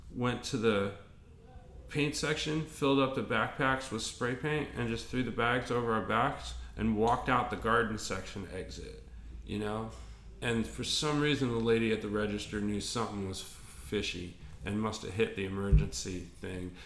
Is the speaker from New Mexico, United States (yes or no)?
yes; Albuquerque, New Mexico, United States; I grew up in Albuquerque